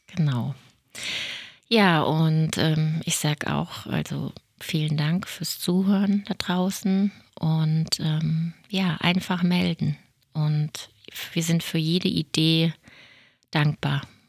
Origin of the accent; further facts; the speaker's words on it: Germany; hier bei uns in Deutschland